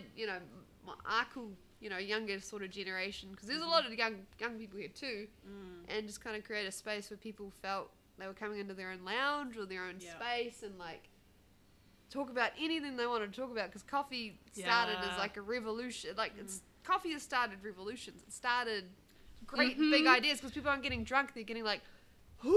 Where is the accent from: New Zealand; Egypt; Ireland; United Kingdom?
New Zealand; also born or lived in Detroit, Michigan; I'm from New Zealand